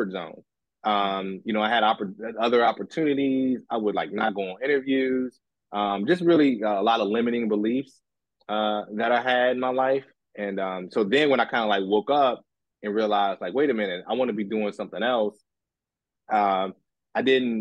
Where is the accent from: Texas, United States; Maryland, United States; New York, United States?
Maryland, United States; D.C. area; I'm originally from the D.C. area, Maryland